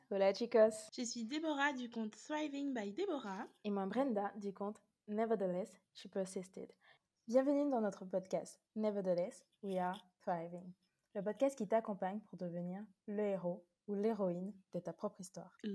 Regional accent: Guadeloupe, France; Alors, je suis originaire de la Guadeloupe.

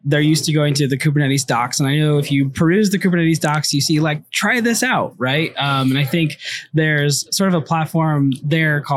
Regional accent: New York, United States; I'm from New York

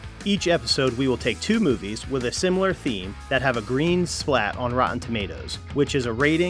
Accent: New Jersey, United States; I'm a Jersey guy.

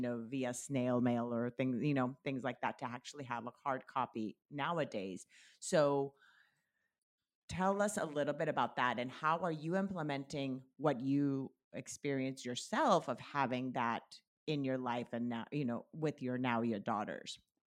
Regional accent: Colombia; And growing up in Colombia, my grandmother lived in the States and we lived in Colombia.

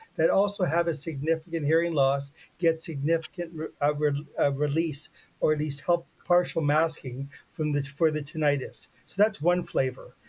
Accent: Canada; I'm Canadian

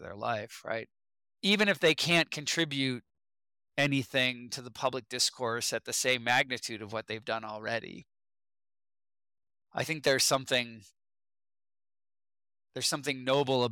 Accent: United States; as an American

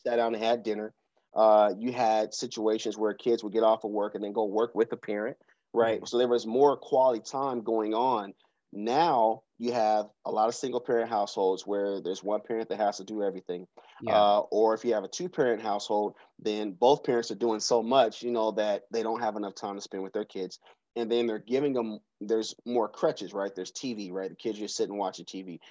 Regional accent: Seattle, Washington, United States; also born or lived in Georgia; now in Atlanta, United States; I'm from Seattle, Washington. I grew up in the CD, uh, right off of Yesler Street

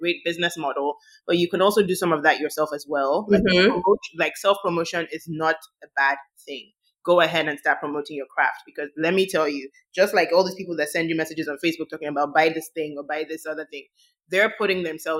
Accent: Nigeria; As a Black woman, I think there's nothing really like, as being a minority, period, there's nothing like being a majority in your own country.

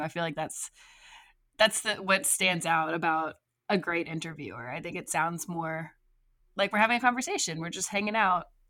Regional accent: Evangeline Parish, Louisiana, United States; I'm actually from Evangeline Parrish

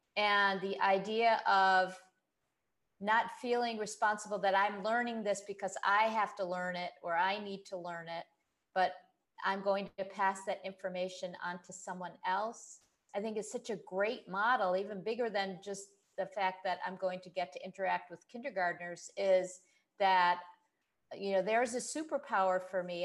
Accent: United States; moved away as an adult; now in Kuwait; I grew up in the States

